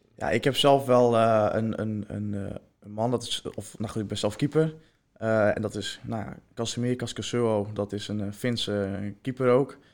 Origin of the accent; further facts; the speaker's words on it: Heerenveen, Friesland, Netherlands; ik kom zelf uit Herenveen